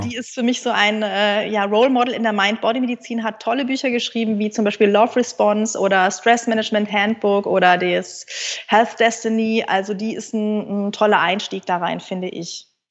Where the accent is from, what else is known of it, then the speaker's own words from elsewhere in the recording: Munich, Bavaria, Germany; moved away as an adult; also born or lived in Münster; ich bin ein Münchner Kindel und konnte, glaube ich, eher Skifahren als Laufen